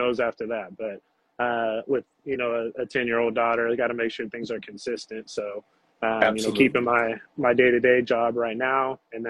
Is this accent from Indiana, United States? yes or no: no; Manteca, California, United States; also born or lived in Santa Cruz, California; born and raised in Manteca, mm-hmm. Here in the Central Valley. So, yeah, born and raised here, went to high school here, ventured off to Capitola. I was living in Santa Cruz for a few years